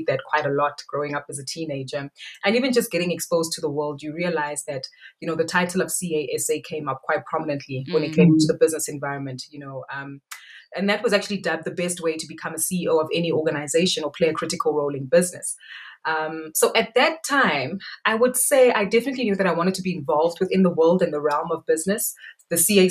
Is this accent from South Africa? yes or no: yes; Soweto, Gauteng, South Africa; also born or lived in Johannesburg, South Africa; grew up in, born and bred in Soweto in a place called Meadowlands, Zone 1